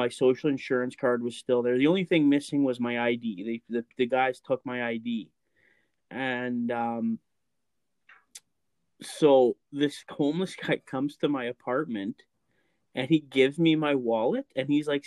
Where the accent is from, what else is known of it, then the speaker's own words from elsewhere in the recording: Lac La Biche, Alberta, Canada; moved away; I grew up in Lac La Biche, Alberta